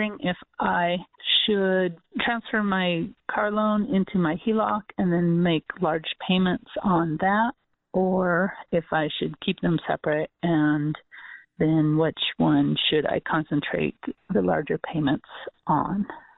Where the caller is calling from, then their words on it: Portland, United States; I'm from Portland, and I have a question about paying on a loan.